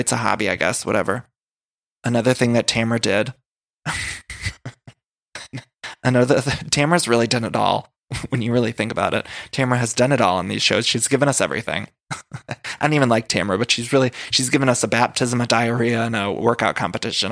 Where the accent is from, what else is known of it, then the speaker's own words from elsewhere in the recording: Ohio, United States; I'm from Ohio